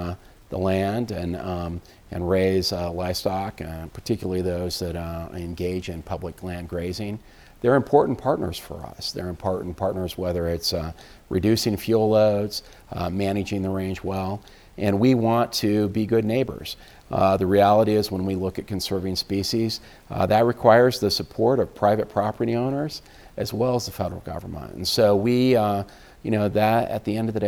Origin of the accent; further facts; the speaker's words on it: Colorado, United States; now in Washington, D.C., United States; I grew up in the West